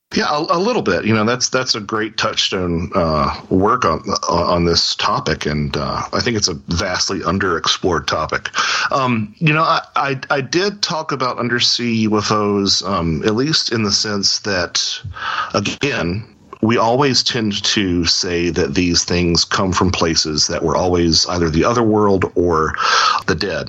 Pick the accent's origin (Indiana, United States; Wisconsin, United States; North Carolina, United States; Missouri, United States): North Carolina, United States; Lake Norman; I grew up on Lake Norman in North Carolina